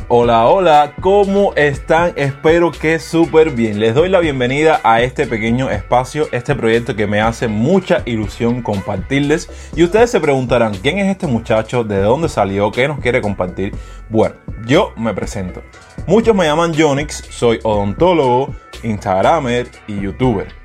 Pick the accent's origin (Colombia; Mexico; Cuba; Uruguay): Cuba; en mi país, que es Cuba